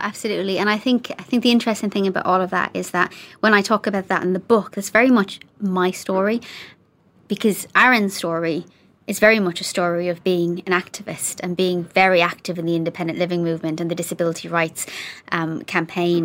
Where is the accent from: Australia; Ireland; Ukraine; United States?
Ireland; now in Coventry, United Kingdom; being Irish